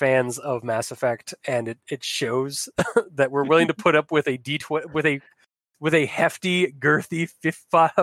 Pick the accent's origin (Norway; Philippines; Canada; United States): Canada; I am Canadian. I'm not French Canadian, but I am Canadian